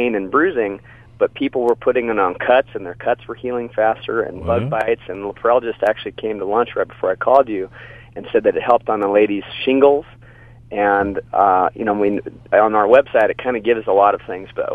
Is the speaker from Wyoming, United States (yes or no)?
yes; Wyoming, United States; also born or lived in Austin, Texas; I grew up in Wyoming